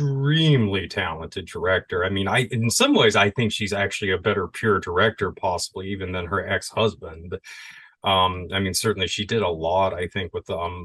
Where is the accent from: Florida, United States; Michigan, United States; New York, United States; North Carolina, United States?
Florida, United States; I grew up in Florida